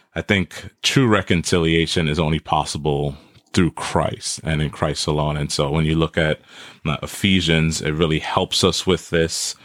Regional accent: New York City, New York, United States; also born or lived in Trinidad; now in Wisconsin, United States; I was born in Trinidad, and I grew up in Brooklyn, New York

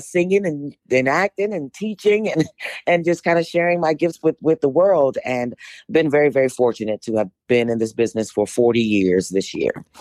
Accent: Washington, District of Columbia, United States; I was born and raised in Washington, D C.

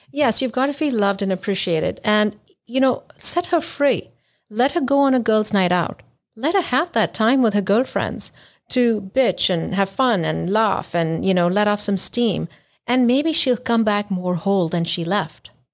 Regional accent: India; now in United States; I'm from India

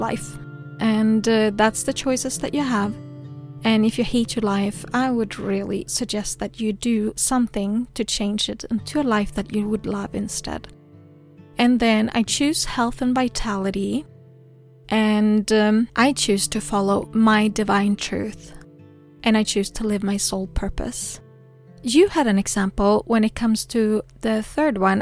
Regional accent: Sweden; English is a second language; I am from Sweden

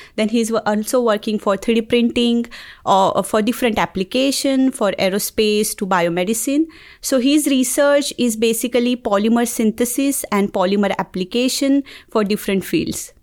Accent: Mumbai, Maharashtra, India; moved away as an adult; now in Auburn, United States; I'm from Mumbai, India

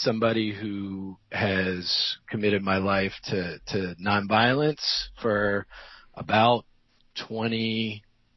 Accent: Georgia, United States; I am a white, cisgendered male from this place. I'm from Georgia.

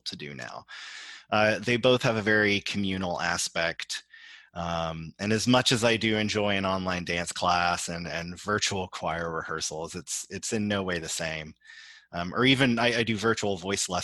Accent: Houston, Texas, United States; growing up in Texas

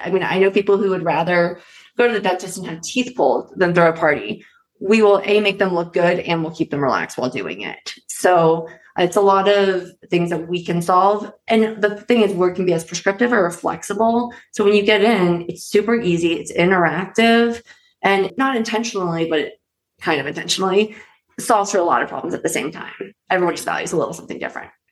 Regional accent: East Coast, United States; now in Colorado, United States; I'm from the East Coast originally

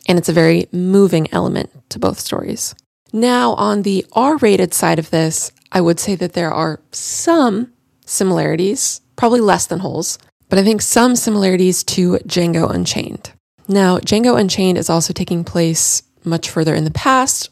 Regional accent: Central Florida, United States; I'm more from Central Florida

